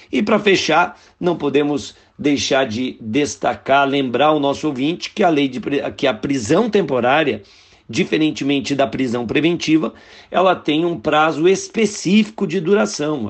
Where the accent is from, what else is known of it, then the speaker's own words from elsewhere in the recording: Guaratinguetá, São Paulo, Brazil; eu sou de Guaratinguetá